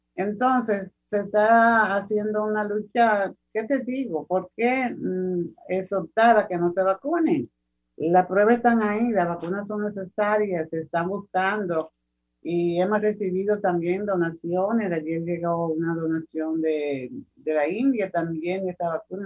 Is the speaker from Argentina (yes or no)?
no; Dominican Republic; somos dominicanos